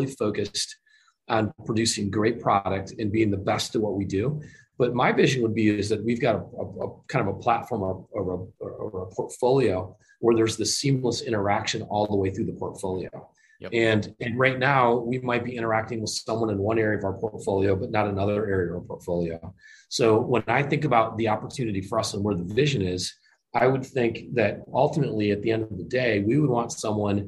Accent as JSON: {"language": "English", "region": "Michigan", "country": "United States", "tie": "born or raised there", "moved": "yes", "said": "I grew up in Michigan. I'm a Michigan guy"}